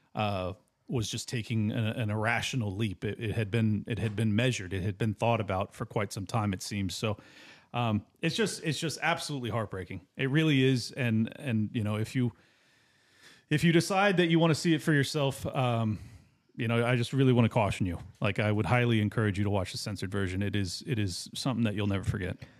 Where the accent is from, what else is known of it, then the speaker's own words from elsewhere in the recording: San Diego, California, United States; I grew up in San Diego, right next to Camp Pendleton